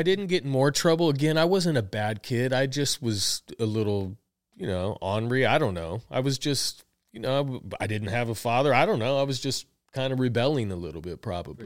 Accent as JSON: {"language": "English", "town": "Tucson", "region": "Arizona", "country": "United States", "tie": "born or raised there", "said": "I was born in Tucson, Arizona"}